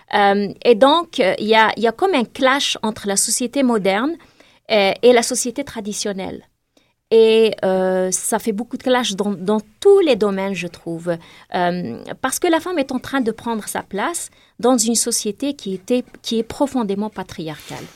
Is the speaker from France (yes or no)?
no; Tazmalt, Béjaïa Province, Algeria; moved away as an adult; also born or lived in Takerboust; now in Canada; Ça fait 18 ans que j'ai quitté Tazmat, une petite ville du nord-est de l'Algérie où j'ai grandi.